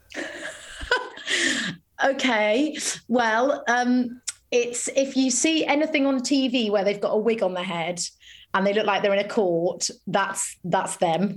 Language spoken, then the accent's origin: English; a little village near Harrogate, Yorkshire and the Humber, United Kingdom; also born or lived in London; I spent most of my childhood in North Yorkshire